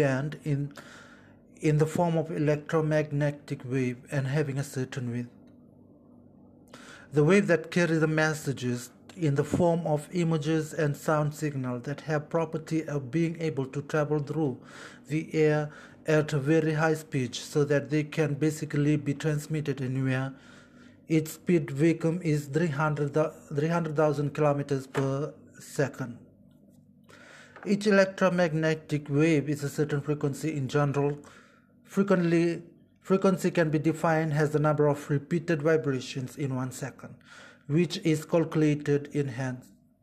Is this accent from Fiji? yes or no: yes; Fiji; moved away as an adult; now in Yogyakarta, Indonesia; I am from the Republic of Fiji.